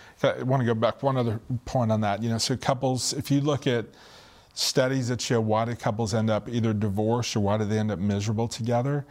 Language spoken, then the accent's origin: English; Northeast, United States; I'm from the Northeast, really loud, obnoxious